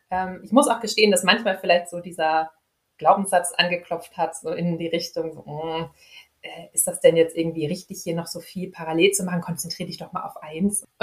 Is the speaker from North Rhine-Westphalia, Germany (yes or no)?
yes; Dortmund, North Rhine-Westphalia, Germany; wohne hier in Dortmund, bin also ein echtes Kind aus dem Ruhrgebiet.